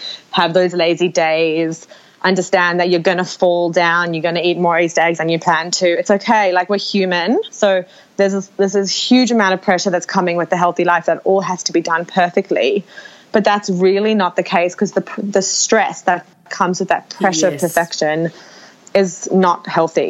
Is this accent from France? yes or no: no; Australia; As Australian women